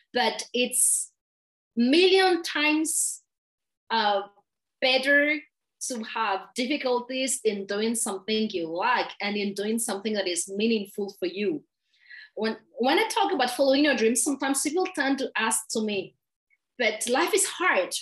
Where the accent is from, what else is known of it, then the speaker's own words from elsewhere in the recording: Madagascar; English is a second language; I'm from Madagascar